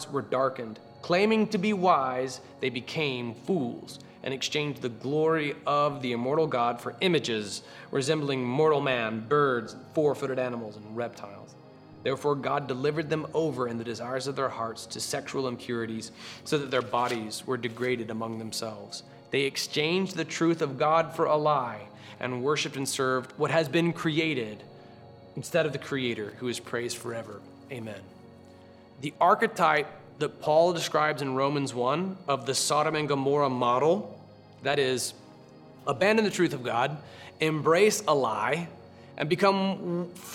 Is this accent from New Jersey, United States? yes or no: no; Florida, United States; I grew up in Florida